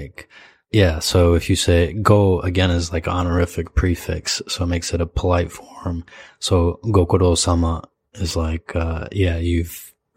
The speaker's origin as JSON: {"language": "English", "region": "Michigan", "country": "United States", "tie": "born or raised there", "moved": "yes", "lives_now": "Japan", "said": "I grew up in Michigan"}